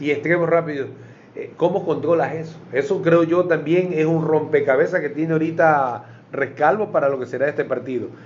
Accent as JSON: {"language": "Spanish", "country": "Ecuador", "said": "Los ecuatorianos vamos a decir"}